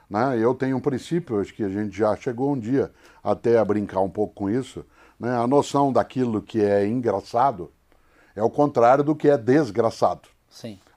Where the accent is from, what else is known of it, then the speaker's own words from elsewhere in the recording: Brazil; accent: caipira; Inclusive porque esse sotaque que eu uso não é meu sotaque original. Esse é o sotaque que eu uso por conta da comunicação, de rádio, de TV. Eu sou caipira.